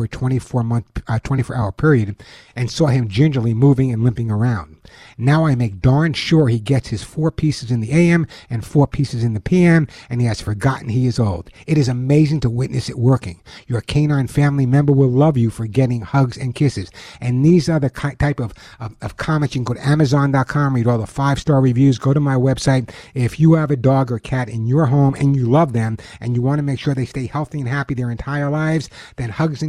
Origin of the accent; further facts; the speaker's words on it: East Coast, United States; now in California, United States; I grew up on the East Coast